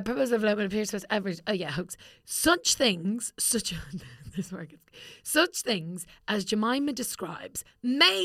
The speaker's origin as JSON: {"language": "English", "country": "Ireland"}